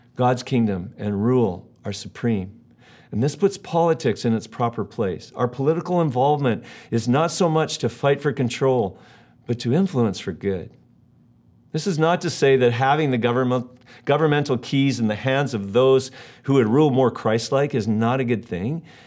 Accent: United States; now in Canada; I was born in the United States

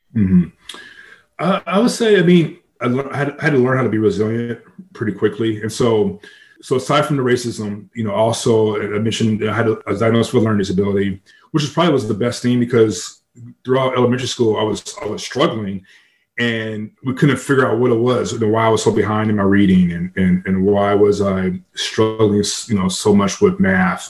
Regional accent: San Diego, California, United States; I grew up in San Diego

